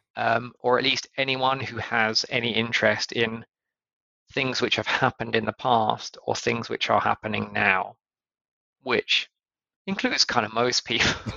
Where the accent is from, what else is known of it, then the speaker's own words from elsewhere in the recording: United Kingdom; in the UK